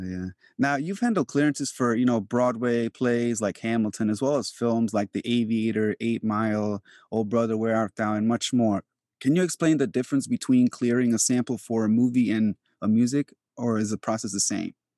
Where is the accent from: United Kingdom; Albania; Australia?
Albania; moved away; I am from Europe, like, I was born in Albania